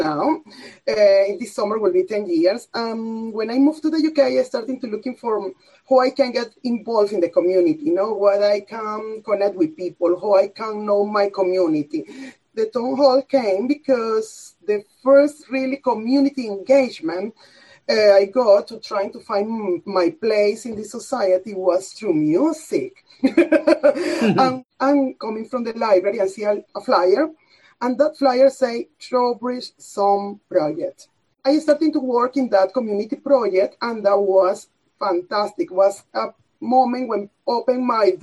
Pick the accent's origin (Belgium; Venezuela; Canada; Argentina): Venezuela; now in Bath, United Kingdom; a film from Venezuela, my country.